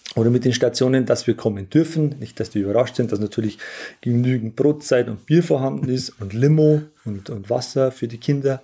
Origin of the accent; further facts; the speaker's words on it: Langdorf, Bavaria, Germany; meine Heimatgemeinde Langendorf, das mitten im Bayerischen Wald liegt.